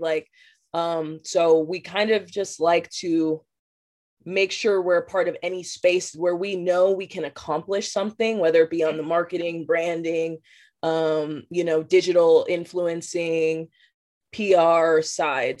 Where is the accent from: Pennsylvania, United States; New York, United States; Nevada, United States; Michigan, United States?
Nevada, United States; Las Vegas; born and raised in Las Vegas